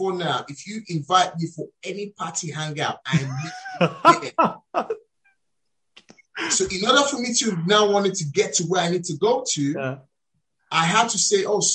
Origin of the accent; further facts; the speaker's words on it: Nigeria; moved away as an adult; now in United Kingdom; As a Nigerian raised in Nigeria, relocated here to the UK